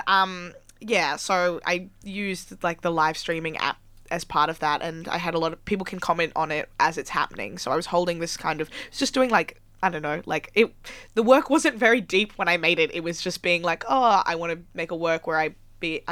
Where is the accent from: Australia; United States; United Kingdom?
Australia; Melbourne, Victoria; now in Sydney, Australia; I'm originally from Melbourne